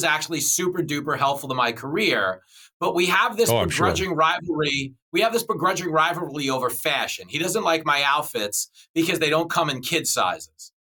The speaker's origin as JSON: {"language": "English", "town": "Levittown", "region": "New York", "country": "United States", "tie": "born or raised there", "said": "So I grew up on Long Island in Levittown, New York, Nassau County."}